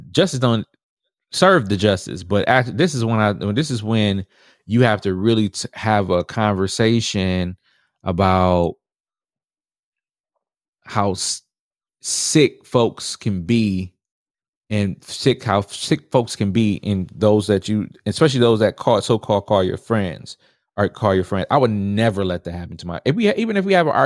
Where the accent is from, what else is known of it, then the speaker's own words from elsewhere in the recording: Houston, Texas, United States; also born or lived in Milwaukee; Oh, I'm from you know I'm Houston. I was born, but I was born in Milwaukee.